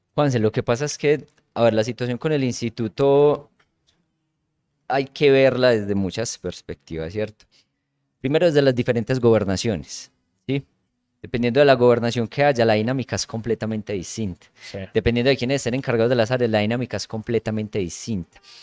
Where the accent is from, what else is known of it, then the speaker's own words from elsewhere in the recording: La Ceja, Antioquia, Colombia; moved away as an adult; now in La Unión, Colombia; yo soy de La Ceja, pero en este momento vivo en La Unión